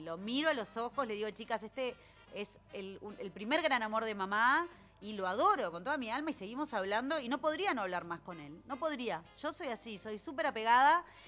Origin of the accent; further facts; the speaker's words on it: Montevideo, Uruguay; nací en Punta Carretas y vivo ahí